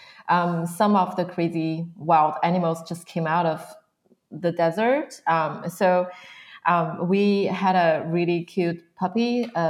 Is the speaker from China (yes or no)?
yes; a small town not far from Beijing, northern China, China; moved away as an adult; also born or lived in Pennsylvania, United States / Arizona / Portland / Seattle; now in United States; I was born and raised in China, mainland of China. So I was born from a small town not far from Beijing, so north part of China